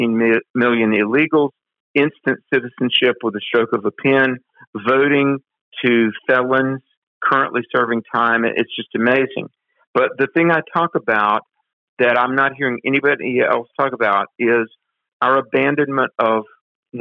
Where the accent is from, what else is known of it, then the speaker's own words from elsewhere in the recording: North Carolina, United States; my home state capital, Raleigh, North Carolina